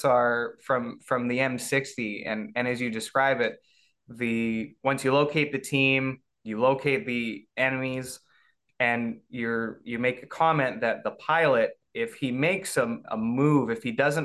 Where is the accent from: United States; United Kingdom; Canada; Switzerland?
Canada; I'm a Canadian